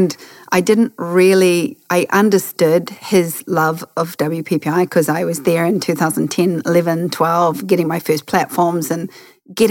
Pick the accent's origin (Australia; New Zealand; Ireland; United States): New Zealand